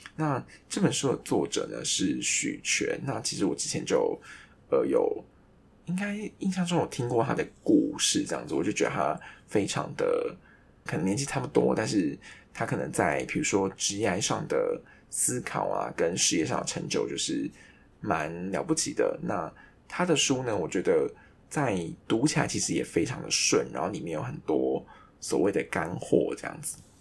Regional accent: Taiwan; 我们台湾人

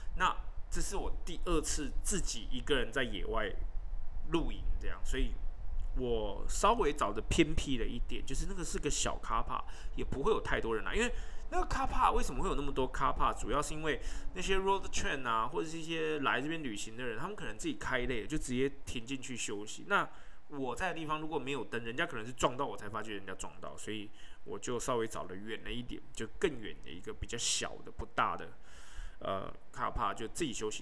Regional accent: Taipei, Taiwan; 我自己在台北，我是台北人

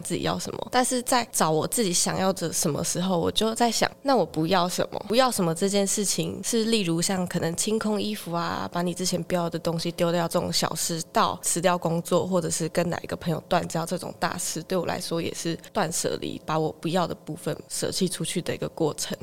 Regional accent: Zhudong, Hsinchu County, Taiwan; 我来自竹东

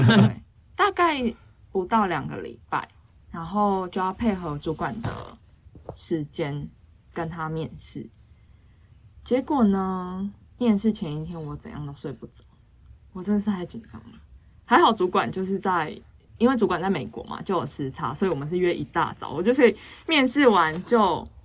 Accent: Taiwan; 其实我英文不是那种，嗯，像母语者那种，我就是一般的台湾学生，就是从小学很多英文到不敢大讲

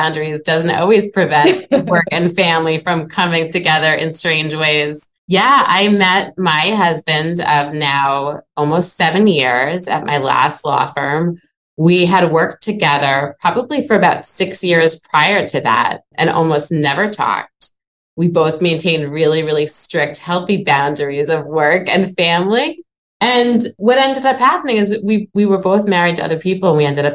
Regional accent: Long Island, New York, United States; moved away as an adult; also born or lived in New Orleans, Louisiana; now in Boston, United States; I grew up in New York in a little tiny place called Long Island.

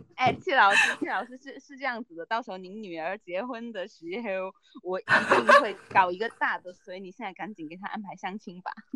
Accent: Guangdong, China; now in Shenzhen, China; 因为我不是珠三角出生的人嘛，就是我是潮汕那边

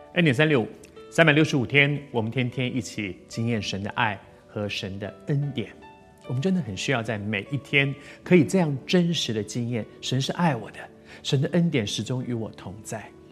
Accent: Taiwan; 我在台湾长大，在这个地方二十岁，大家都得去当兵

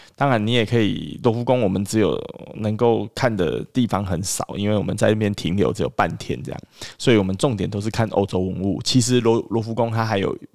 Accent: Taiwan; 我们台湾人

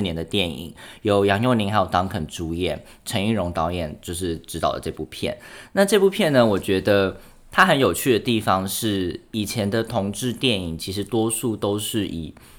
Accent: Taipei, Taiwan; 我家，老家就住在师大附中的对面

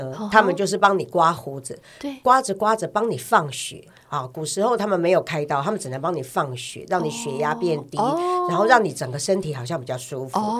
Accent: Taiwan; 像我们这一代六年级生，我们是读中国历史长大的，我们对于台湾史并不是很了解。

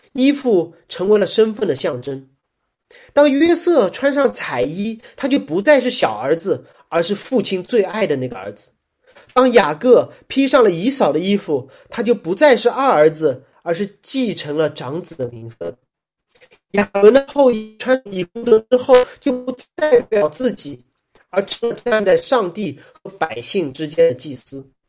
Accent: Shanghai, China; 我是上海人

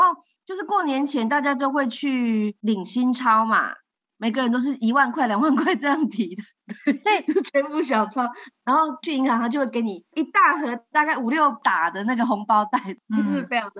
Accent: Guangdong, China; 你不晓得我们广东人过年的时候是不可以看书的，那一年都会输光光啊。

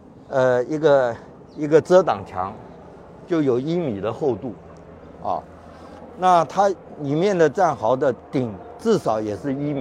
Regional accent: Kaohsiung, Taiwan; 我是生在左营，住在眷村，今年六十九岁，

